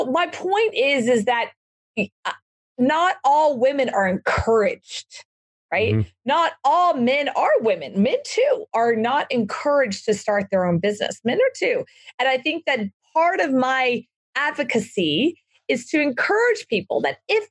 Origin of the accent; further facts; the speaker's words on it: Texas, United States; I grew up in Texas, born and raised a Texas girl, Baptist, Texas.